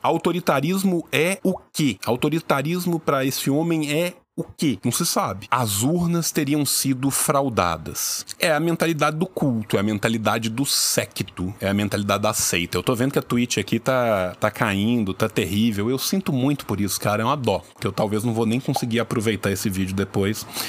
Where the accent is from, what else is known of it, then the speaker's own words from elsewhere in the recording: Minas Gerais, Brazil; Eu sou de Minas